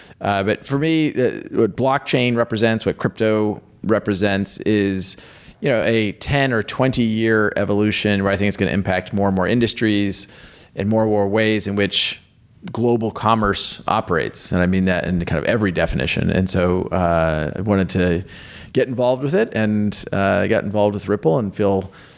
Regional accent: Kansas, United States; So I grew up in the United States in Kansas and went to the University of Kansas, and have always been gravitated toward technology.

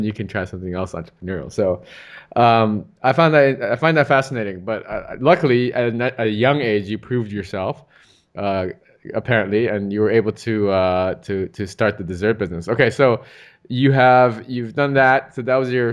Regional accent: United States; I'm US, I'm from the States, and my parents were first generation immigrants into the US

